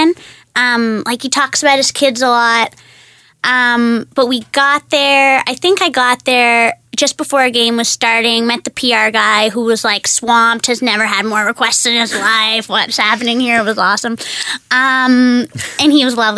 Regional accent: Toronto, Ontario, Canada; I'm from here.

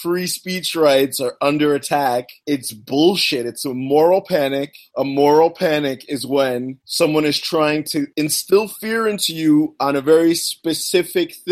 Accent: United States; I'm an American

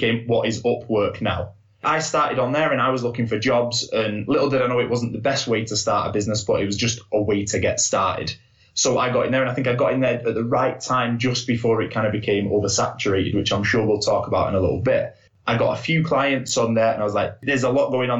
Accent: Salford, North West England, United Kingdom; I'm from Salford

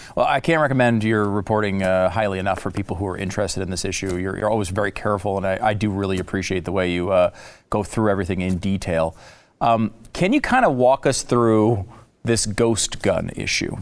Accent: Connecticut, United States; I grew up in Connecticut

